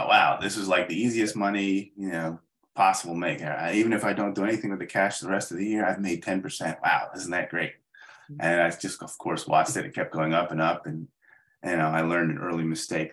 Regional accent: Gaithersburg, Maryland, United States; I grew up in Maryland, a little town called Gaithersburg

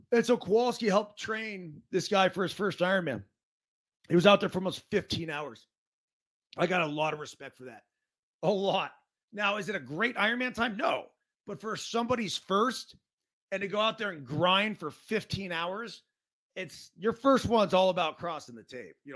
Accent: Truckee, California, United States; Bob from Pittsburgh. … from Truckee.

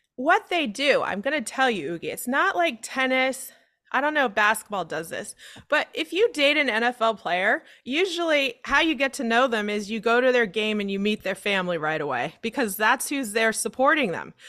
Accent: San Diego, California, United States; growing up in San Diego and being a Chargers fan

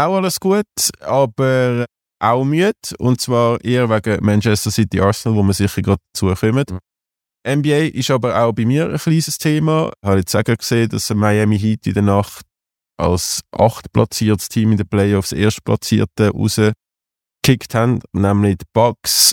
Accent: Zurich, Switzerland; ich natürlich als Zürcher

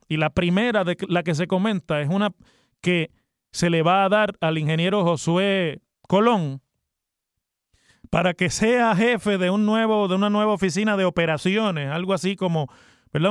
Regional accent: Mayagüez, Puerto Rico; yo cuando me criaba en Mayagüez conocí porque vivía en Mayagüez

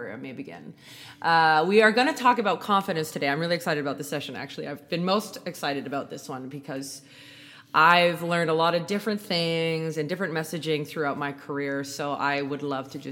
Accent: Canada; I'm Canadian

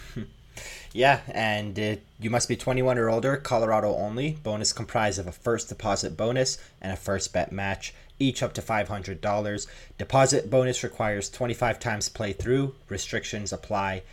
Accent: Canada; moved away; also born or lived in Toronto; I am Canadian

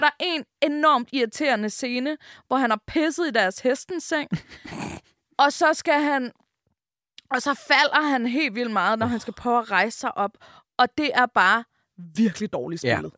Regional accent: Denmark; vi danskere

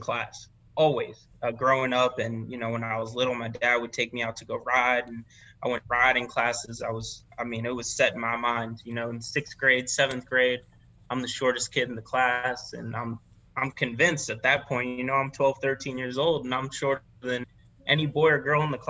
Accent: Miami, Florida, United States; I grew up in Miami and I never really spoke much Spanish

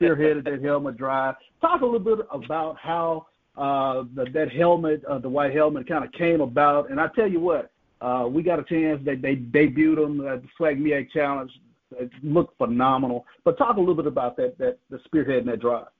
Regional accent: Jackson, Mississippi, United States; I literally mm-hmm. was born on campus

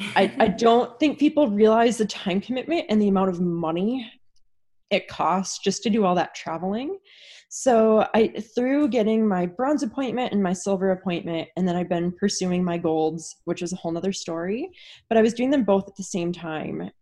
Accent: Wisconsin, United States; moved away; where I grew up in Wisconsin, there was no rink within an hour and a half of where I lived

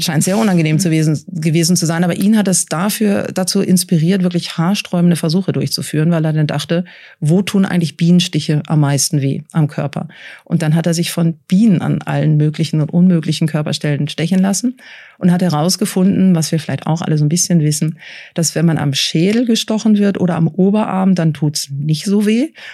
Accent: Switzerland; bei uns in der Schweiz

